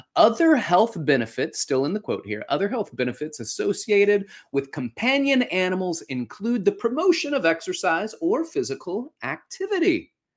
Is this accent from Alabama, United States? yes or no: yes; Alabama, United States; moved away; also born or lived in New York; when I grew up in Alabama